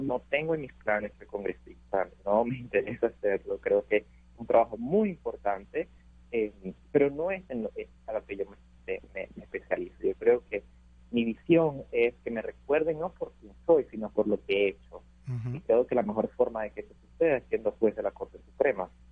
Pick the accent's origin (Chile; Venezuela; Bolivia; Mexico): Venezuela; now in United States